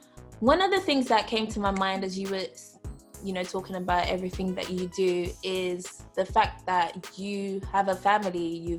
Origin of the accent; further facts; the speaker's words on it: Nigeria; I'm Nigerian